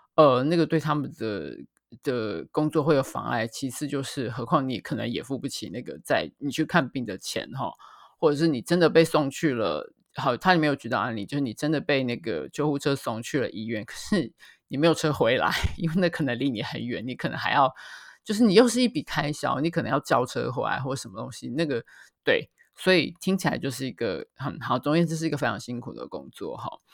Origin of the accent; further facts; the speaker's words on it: Taiwan; 我们台湾人或者是华人